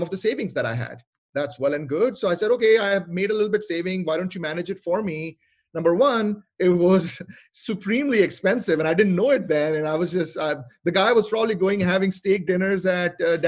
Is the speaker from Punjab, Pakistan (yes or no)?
yes; Lahore, Punjab, Pakistan; moved away as an adult; also born or lived in Montreal, Canada; now in Seattle, United States; I'm originally from Lahore, Pakistan, and I went to study in Montreal in Canada